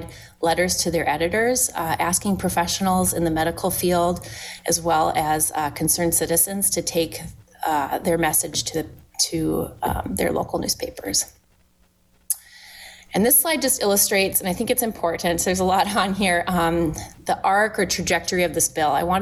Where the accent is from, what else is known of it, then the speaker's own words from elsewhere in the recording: Minnesota, United States; moved away as an adult; also born or lived in Washington; my family made the decision to move back to Minnesota. I had opportunities to tackle environmental justice issues in my home state